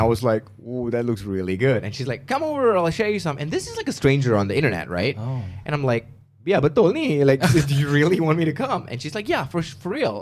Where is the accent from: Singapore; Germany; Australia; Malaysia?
Malaysia; moved away as an adult; now in United States; when I left Malaysia to go to the States